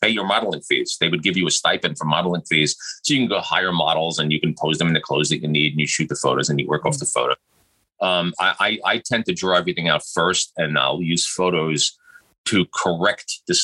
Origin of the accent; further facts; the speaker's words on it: New York City, New York, United States; I was lucky enough to be born and raised in New York City